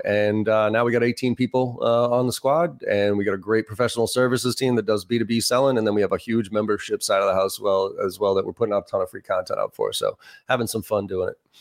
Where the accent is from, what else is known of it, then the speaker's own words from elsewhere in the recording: Boston, Massachusetts, United States; also born or lived in Maryland; I grew up in Boston, uh, East Coaster myself.